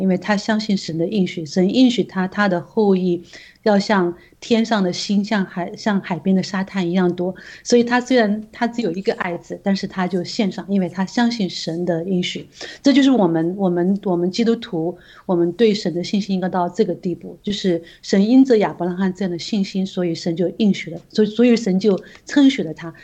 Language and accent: Chinese; China; 我们中国人